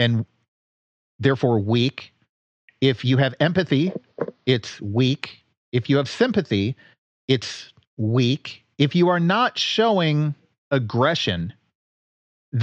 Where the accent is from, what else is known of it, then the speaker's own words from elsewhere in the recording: D.C., District of Columbia, United States; also born or lived in Detroit, Michigan / Cleveland, Ohio; I grew up outside of Detroit. I've grown up most of my life outside of Washington, D.C.